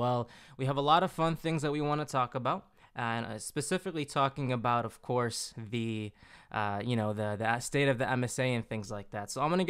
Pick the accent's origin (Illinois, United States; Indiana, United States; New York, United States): Illinois, United States; Chicago; I'm from Chicago